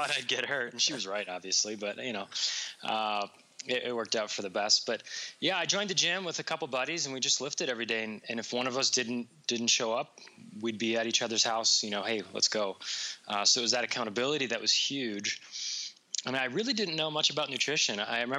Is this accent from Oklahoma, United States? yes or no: no; New York, United States; now in Las Vegas, United States; I'm originally from New York